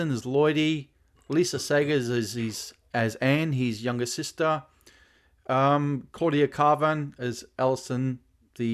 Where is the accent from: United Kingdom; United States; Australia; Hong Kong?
Australia; here in my home country of Australia